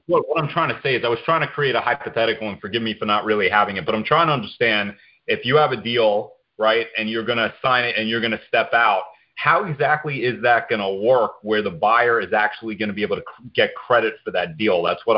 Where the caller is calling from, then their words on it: Tampa, Florida, United States; From Florida, Tampa.